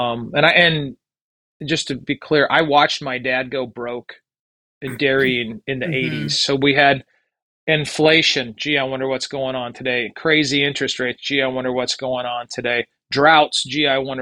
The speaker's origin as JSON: {"language": "English", "town": "Albany", "region": "Minnesota", "country": "United States", "tie": "born or raised there", "moved": "yes", "said": "I grew up in Minnesota and was the last generation of the 30 to 50 cow dairy farm"}